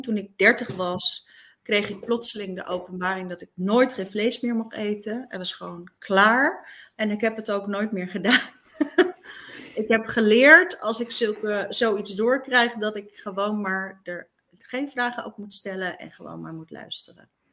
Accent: eastern Netherlands, Netherlands; ik dus uit een heel klein dorpje kwam, uit het oosten van het land

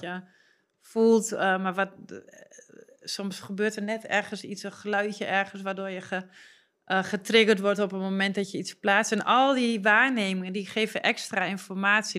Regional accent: Twente, Overijssel, Netherlands; dat is Twens, waar, hè, waar ik vandaan kom

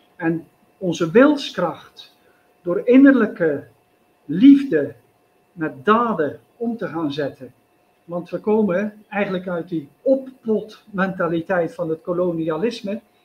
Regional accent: Zeelandic Flanders, Netherlands; moved away as an adult; now in India; mijn geboortestreek Zeeuws-Vlaanderen

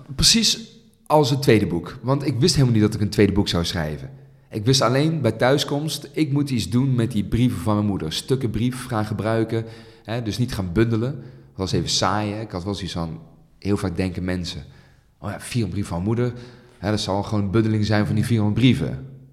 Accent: Netherlands; heb ik een Nederlandse moeder en ben ik hier geboren in Nederland

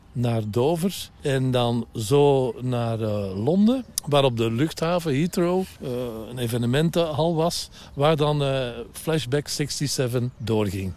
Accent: Belgium; ik ben een Belg, ik ben een Belg

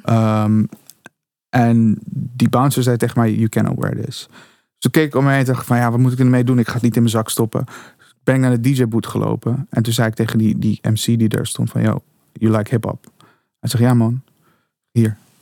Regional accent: Suriname; moved away; also born or lived in Curaçao; Ik kom uit Suriname. Ik ben geboren op Curaçao.

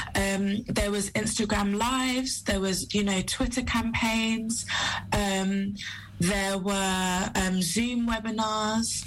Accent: Sierra Leone; I'm from Sierra Leone

